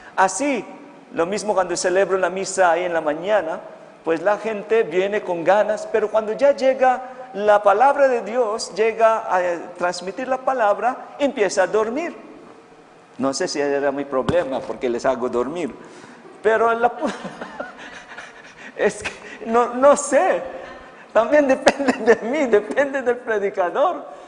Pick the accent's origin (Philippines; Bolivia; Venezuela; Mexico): Philippines; Spanish is a second language; moved away; Sí, yo no soy chino, soy filipino